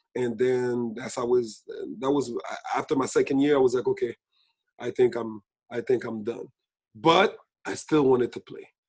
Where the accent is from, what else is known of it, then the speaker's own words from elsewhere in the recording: Laval, Quebec, Canada; We're from Saint Francois